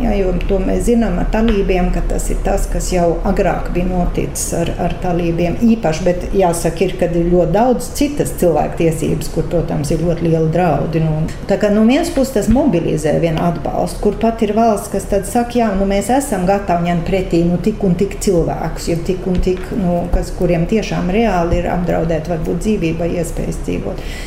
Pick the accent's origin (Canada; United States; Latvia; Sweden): Sweden; es dzimu Zviedrijā, tāpēc ka man vecāki aizbēga no Latvijas